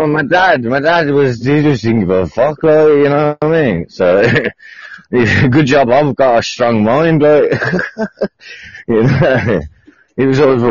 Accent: United Kingdom; I'm from the UK.

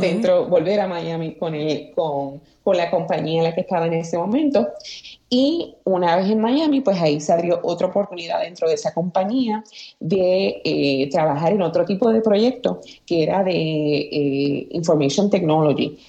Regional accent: Aguada, Puerto Rico; moved away as an adult; also born or lived in San Juan, Puerto Rico; yo soy originaria de Aguada, Puerto Rico. Eh, nacida y criada en el barrio Guayabo, sector casualidad de Aguada.

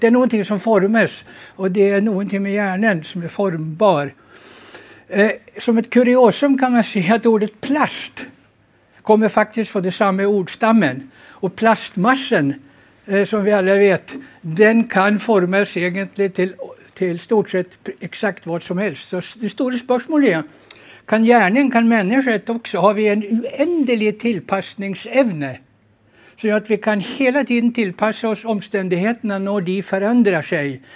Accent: Sweden; moved away as an adult; now in Norway; jag är född och uppvuxen i Sverige som du säkert hör

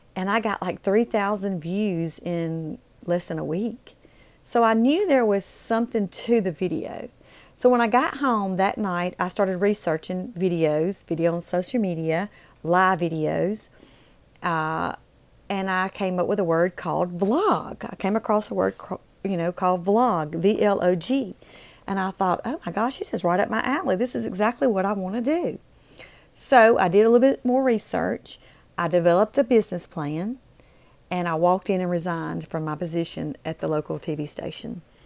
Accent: Mississippi, United States; moved away as an adult; also born or lived in Alabama; I moved back to my home state of Mississippi

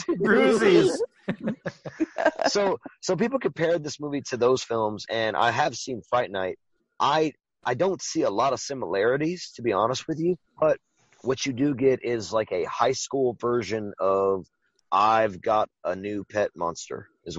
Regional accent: Mamou, Louisiana, United States; Ricky and I are both from like the Mamu. Same town, a small town in Louisiana called Mamu.

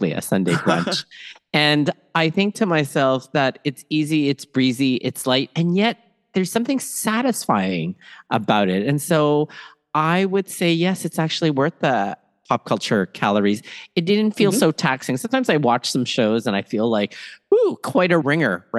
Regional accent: Toronto, Ontario, Canada; also born or lived in Manila, Philippines; raised in Toronto, Canada, and schooled all over southwestern Ontario

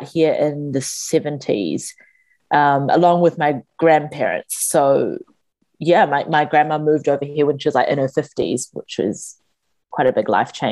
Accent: Auckland, New Zealand; we both grew up in Auckland, pretty much born and raised here.

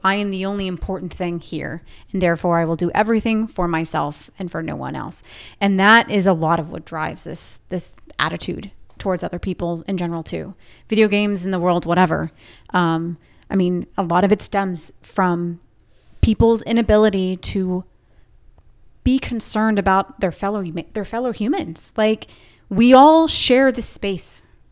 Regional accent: Orange County, Southern California, United States; I grew up in Southern California, Orange County

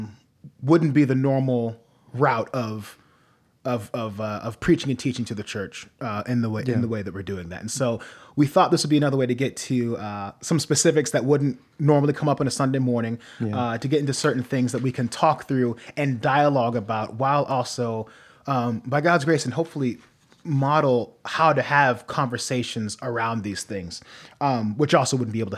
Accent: Norwalk, Ohio, United States; I grew up in Ohio. My family traveled a lot when I was younger, but the most I remember is growing up in Midwest Ohio, city of Norwalk, small

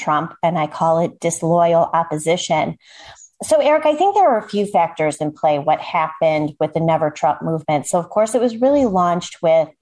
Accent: Chicago, Illinois, United States; I grew up in suburban Chicago, where I am still to this day

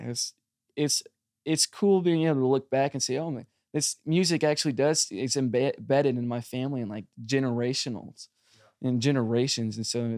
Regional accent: South Korea; also born or lived in United States; And I grew up in South Korea for a little bit.

